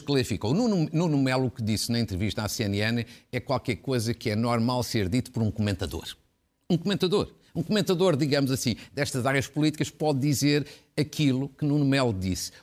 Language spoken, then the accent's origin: Portuguese; Fafe, Norte, Portugal; da minha terra, de Faf